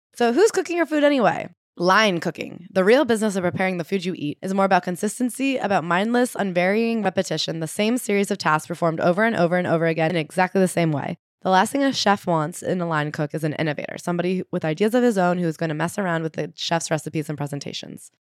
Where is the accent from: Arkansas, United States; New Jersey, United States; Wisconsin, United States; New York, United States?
New Jersey, United States; I'm from Jersey, which gets shit on, but it is, in fact, the Garden State